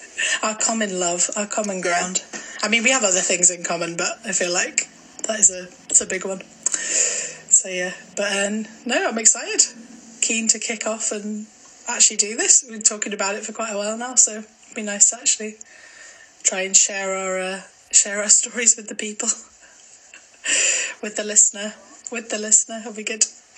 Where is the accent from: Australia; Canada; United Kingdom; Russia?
United Kingdom; Glasgow, Scotland; Someone thought I was Canadian once, which I thought was kind of cool, but... Yeah, I am from Glasgow, I promise.